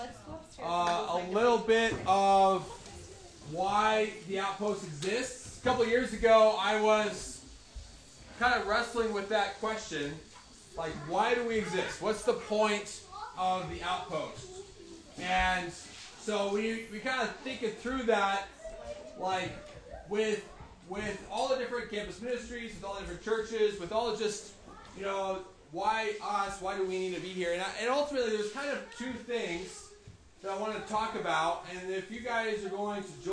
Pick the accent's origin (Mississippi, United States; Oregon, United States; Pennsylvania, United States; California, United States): Oregon, United States; I grew up in Oregon as a rancher's kid.